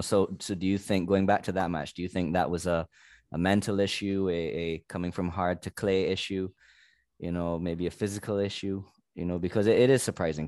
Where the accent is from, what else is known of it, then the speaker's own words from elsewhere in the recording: Barbados; I'm from Barbados, which is a very small nation